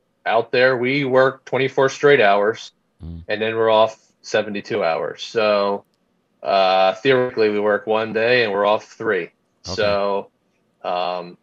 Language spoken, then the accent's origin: English; Boyertown, Pennsylvania, United States; I was born and raised a small town in Pennsylvania, Boyertown, Pennsylvania